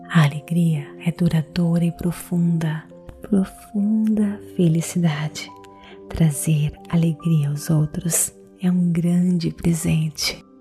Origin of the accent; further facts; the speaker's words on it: Brazil; Eu sou brasileira